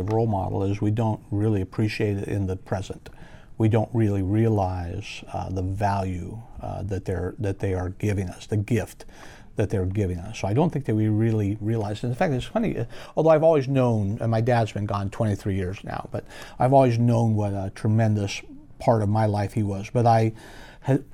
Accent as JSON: {"language": "English", "town": "Loomis", "region": "California", "country": "United States", "tie": "born or raised there", "also_born_or_lived": "Nevada City, California / Auburn, California", "said": "But we moved to Auburn when I was 5 and then to Loomis when I was 10. I grew up in Loomis"}